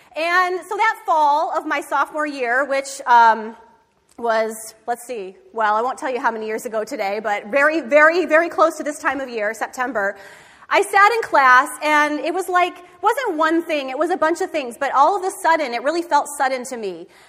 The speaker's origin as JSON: {"language": "English", "region": "Michigan", "country": "United States", "tie": "born or raised there", "said": "I grew up in Michigan"}